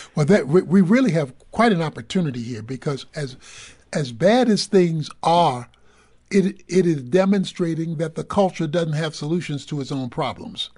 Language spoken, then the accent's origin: English; Dallas, Texas, United States; I'm, I'm from Dallas